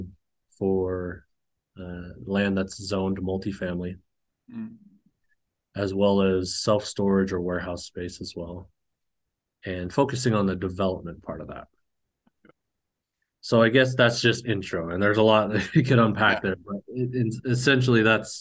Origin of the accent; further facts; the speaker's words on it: Cache Valley, northern Utah, United States; also born or lived in Hawaii; I was born in Hawaii, grew up in northern Utah in Cache Valley